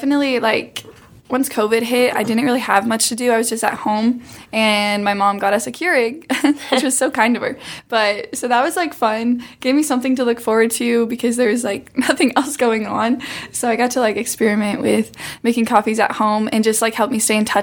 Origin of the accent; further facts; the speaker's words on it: Panora, Iowa, United States; moved away as an adult; now in Columbia, Missouri, United States; I'm from Iowa, a small town in Iowa.